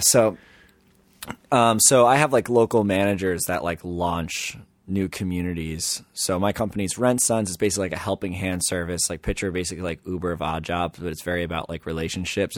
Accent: Little Compton, Rhode Island, United States; in Little Compton, where I know everyone from my hometown

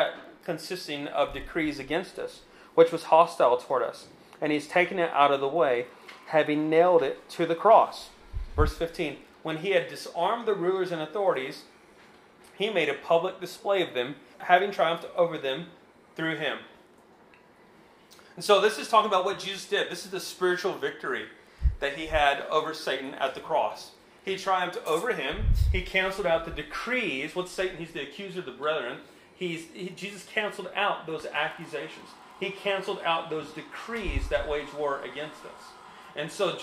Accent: United States; we're still an American citizen

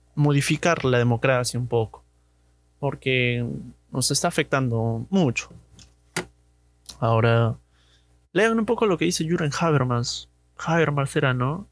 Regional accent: Chaclacayo, Lima, Peru; Recuerdo que cuando era niño, mi, padre votaba allá en, en Chaclacayo, del, para todo, para la gente de Chaclacayo debe conocer el colegio Cetenos, Centenos, no, no sé muy bien su nombre. A mí me toca votar ahí

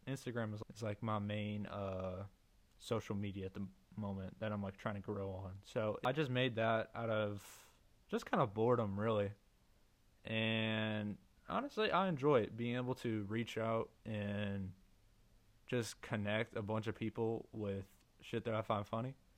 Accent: Missouri, United States; I'm from Missouri, USA

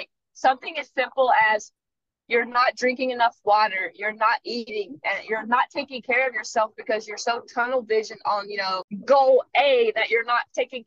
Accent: North Carolina, United States; moved away as an adult; now in Hawaii, United States; I'm also 5,000 miles away from home. I'm from North Carolina

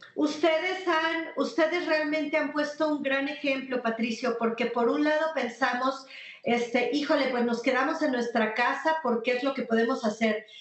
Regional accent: Mexico

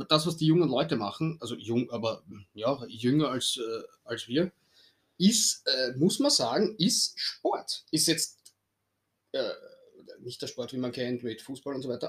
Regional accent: Austria; Ja, als Österreicher ist man ja nicht so gesegnet mit Weltmeistertitel, möchte man glauben.

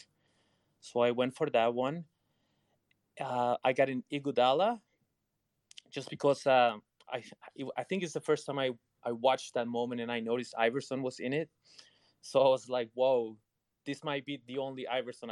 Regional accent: Canada; So I'm Colombian and Canadian, and I grew up in Canada.

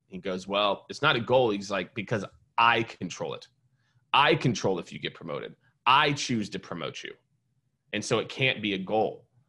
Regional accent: Kansas City, Missouri, United States; born or raised there; also born or lived in Iowa / New York; now in Austin, United States

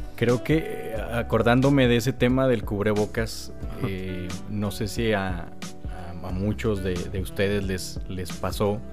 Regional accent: Mexico; como buen mexicano, buen paisa yo

